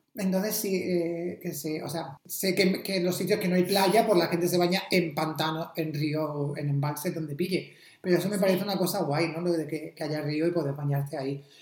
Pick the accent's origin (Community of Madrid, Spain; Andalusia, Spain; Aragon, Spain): Andalusia, Spain; Almería; moved away; todos vienen de, mi pueblo aquí